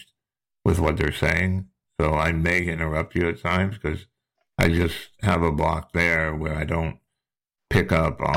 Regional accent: New Jersey, United States; now in Charleston, United States; I live down in Charleston, South Carolina, but I'm from New Jersey. That you might recognize my accent.

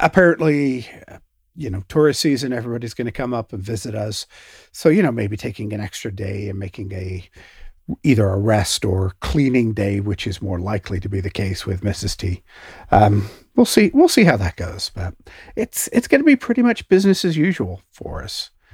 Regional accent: Canada; me being a Canadian

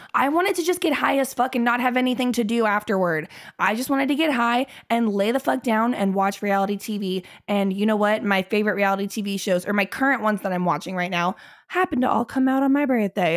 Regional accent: Cincinnati, Ohio, United States; I grew up in Cincinnati

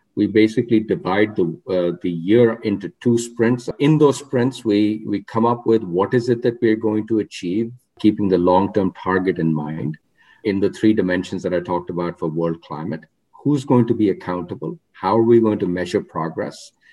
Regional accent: Rohtak, Haryana, India; moved away; I grew up in a town called Rohtak, which is uh, uh, 40 miles west of New Delhi.

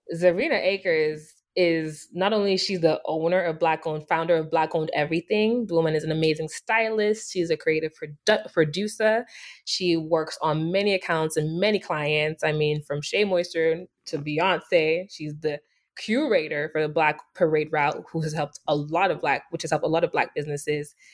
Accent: Nigeria; moved away; I was born and raised in Nigeria

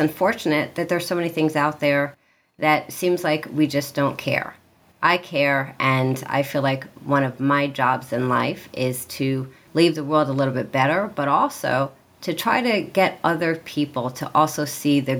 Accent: Iowa, United States; moved away; also born or lived in East Coast; I'm actually a Midwestern girl born in Iowa

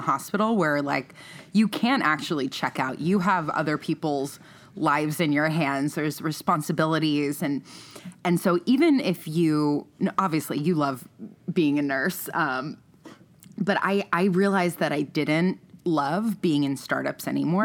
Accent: East Coast, United States; moved away as an adult; also born or lived in New York City / San Francisco; now in Los Angeles, United States; I grew up on the East Coast

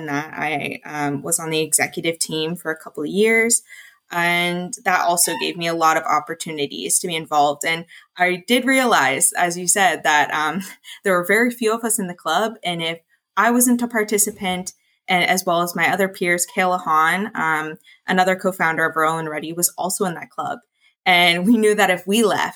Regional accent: Ingersoll, Ontario, Canada; I am from Ingersoll, Ontario, as well as all of the co-founders

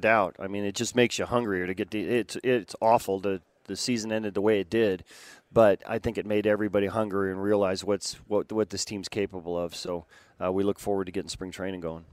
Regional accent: West Coast, United States; I grew up on the West Coast

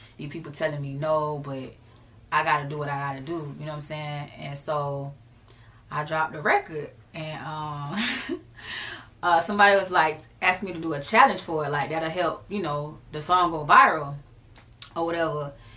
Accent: Jacksonville, Florida, United States; I'm from the rawest city in Florida for real. Mm-hmm. Uh, Jacksonville, Florida, Duval County

